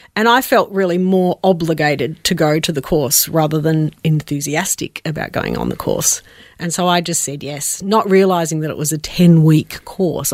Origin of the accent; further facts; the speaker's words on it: Adelaide, South Australia, Australia; also born or lived in Melbourne; I was born in Melbourne, uh, but we moved to Adelaide when I was about five, uh, f-, for my dad's work